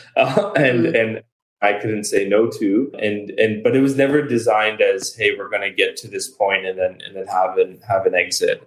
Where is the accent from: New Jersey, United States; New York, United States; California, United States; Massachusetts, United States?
New York, United States; moved away; I'm a New Yorker at heart